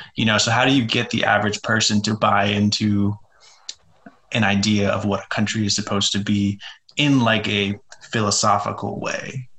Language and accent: English; United States; what I'm most familiar with growing up here.